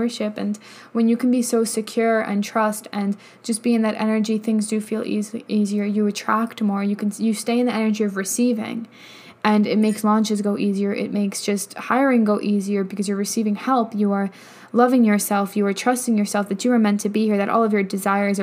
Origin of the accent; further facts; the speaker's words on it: New York, United States; moved away as an adult; also born or lived in Colorado; I lived in New York my whole life